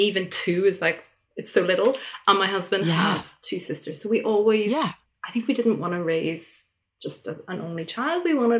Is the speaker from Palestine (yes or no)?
no; Ireland; moved away; I'm from Ireland.